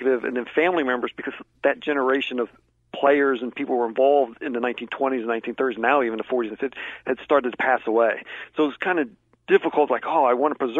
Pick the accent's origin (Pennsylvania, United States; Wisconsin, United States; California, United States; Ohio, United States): Ohio, United States; Columbus; moved away; my hometown of Columbus